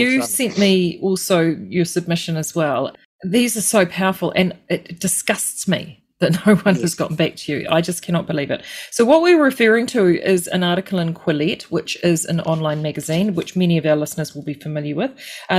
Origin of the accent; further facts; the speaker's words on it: East Coast, New Zealand; I grew up on the East Coast.